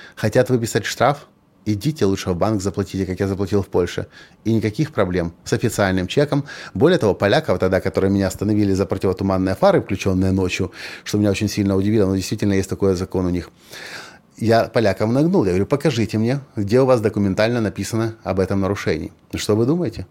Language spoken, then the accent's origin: Russian; Ukraine; Я же ведь из Украины, из развитой страны